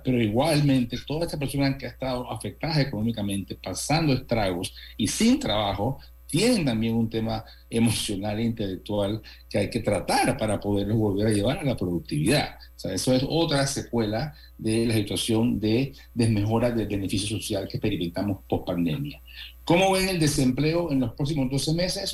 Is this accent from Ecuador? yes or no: no; Panama; toda la vida como panameños hemos disfrutado y hemos tenido